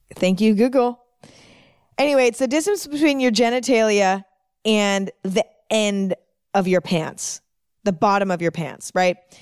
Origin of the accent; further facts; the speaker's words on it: San Francisco Bay Area, Northern California, United States; I'm from the San Francisco Bay Area in Northern California. I'm from there. I grew up there